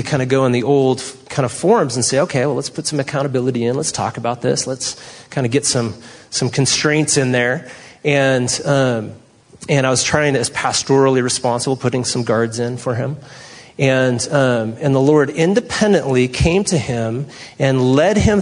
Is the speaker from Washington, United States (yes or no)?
no; San Francisco, California, United States; moved away; I'm from San Francisco